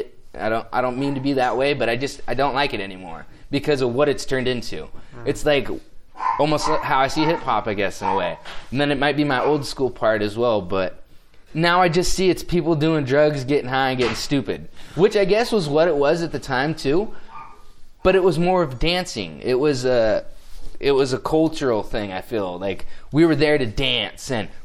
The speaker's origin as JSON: {"language": "English", "country": "United States", "said": "I'm an American."}